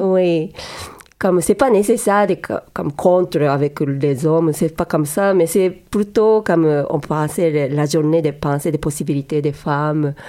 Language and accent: French; Yokohama, Kanagawa, Japan; French is a second language; moved away as an adult; now in Montreal, Canada; je suis née au Japon et moi, j'ai grandi dans la ville Yokohama